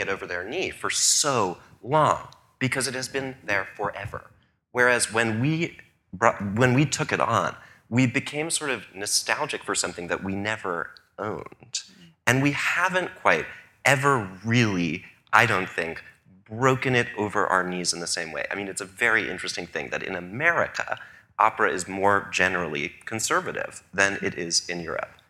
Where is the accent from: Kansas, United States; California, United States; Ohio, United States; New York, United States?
New York, United States; also born or lived in Paris; as a New Yorker